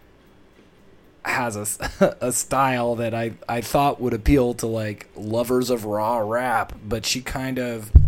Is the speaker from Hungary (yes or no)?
no; Toronto, Ontario, Canada; my hometown, Toronto, for as long as I've lived in it